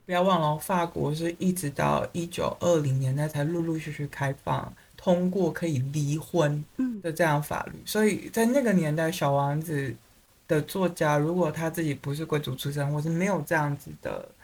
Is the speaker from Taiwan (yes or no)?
yes; Taiwan; 我们台湾人